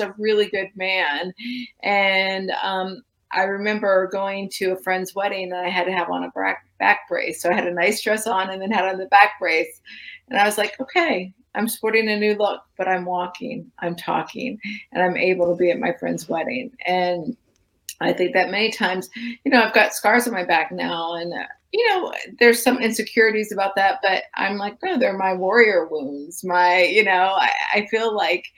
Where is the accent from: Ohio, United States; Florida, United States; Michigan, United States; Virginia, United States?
Florida, United States; I grew up in Florida, which is a common place for lightning strikes